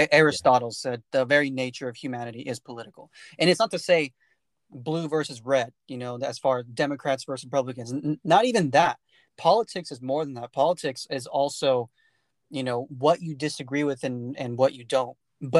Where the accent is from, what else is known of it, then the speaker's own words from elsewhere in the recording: California, United States; I grew up in the Central Valley of California, where the Aggie portion of California is, right? And that area is very small town, very close-knit, right?